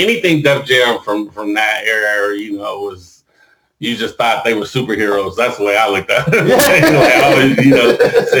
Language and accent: English; North Ohio, United States; I'm from North Ohio.